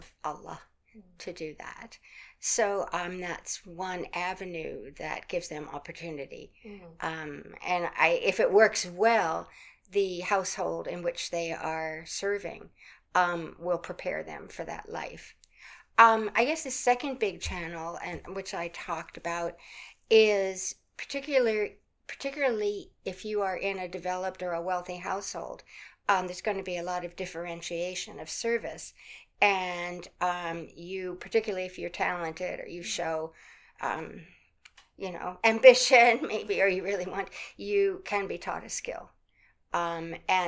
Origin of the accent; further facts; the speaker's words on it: United States; I'm an American